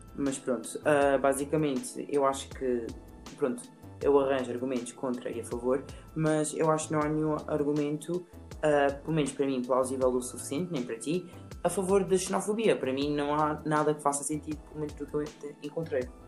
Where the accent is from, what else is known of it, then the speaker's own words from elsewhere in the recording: Alentejo, Portugal; Quando nós dizemos que somos do Alentejo